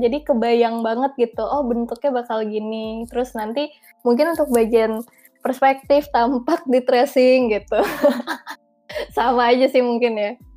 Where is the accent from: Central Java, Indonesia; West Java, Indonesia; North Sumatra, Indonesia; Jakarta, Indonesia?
Jakarta, Indonesia; moved away as an adult; now in Bandung, Indonesia; gue anak Jakarta